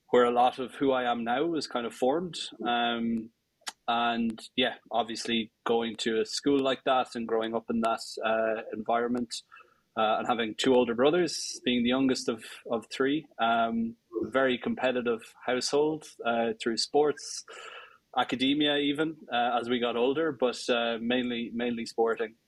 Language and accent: English; Tullamore, Leinster, Ireland; I grew up um, outside Tullamore, about four ah. miles outside Tullamore, in the middle of uh, in the middle of the countryside in the sticks